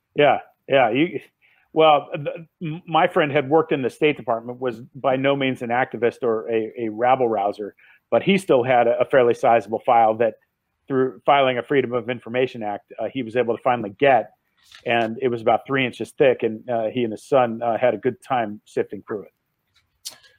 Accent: Los Angeles, California, United States; growing up in Laurel Canyon in the 60s uh, and 70s

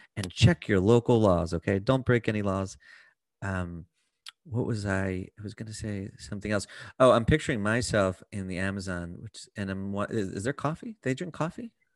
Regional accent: United States; I'm from America.

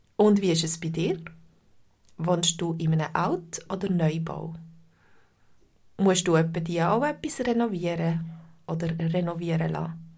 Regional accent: Switzerland; Bei uns in der Schweiz

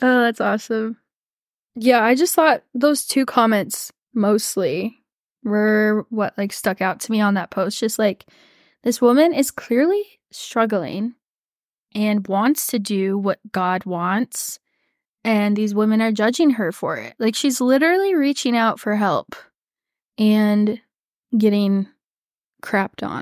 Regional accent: Texas, United States; growing up in Texas

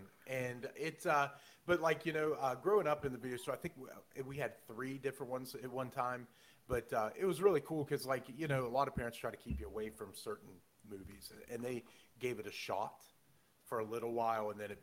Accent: West Virginia, United States; I'm from West Virginia

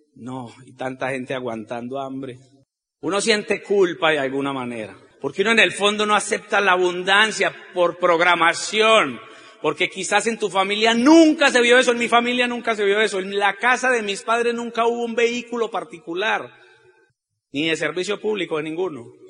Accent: Colombia

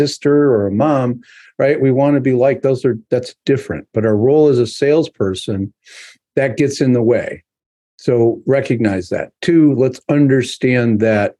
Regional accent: New York, United States; I'm a New Yorker at heart

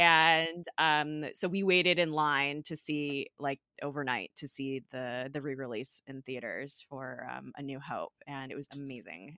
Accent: California, United States; I'm from California

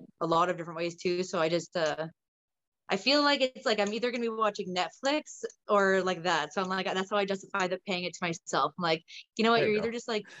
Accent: Ontario, Canada; also born or lived in British Columbia; now in Nova Scotia, Canada; I'm originally from Ontario

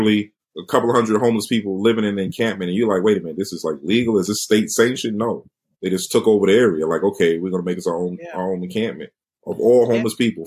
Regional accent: New York, United States; I'm from New York.

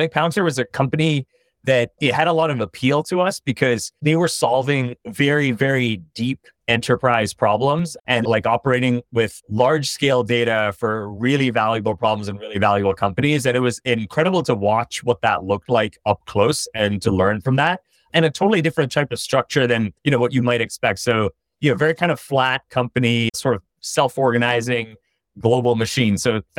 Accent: India; also born or lived in China; I grew up in India and China.

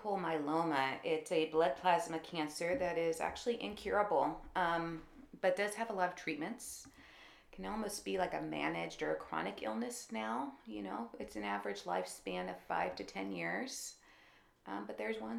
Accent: Fair Oaks, California, United States; I grew up in Fair Oaks, California, which is north of Sacramento

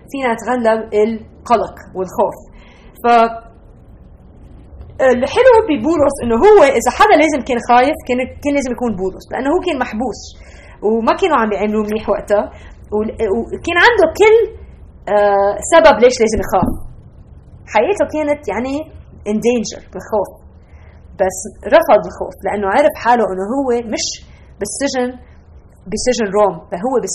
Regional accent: Lebanon; now in United States; انا نقلت من لبنان ب 1987 على امريكا وصار عايشه هون هالسنين واكيد بالعائله بعدنا بنحكي عربي وبناكل اكل عربي وبنسافر على البلاد العربيه

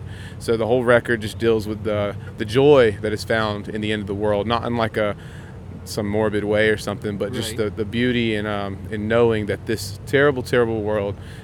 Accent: South Carolina, United States; We're from South Carolina

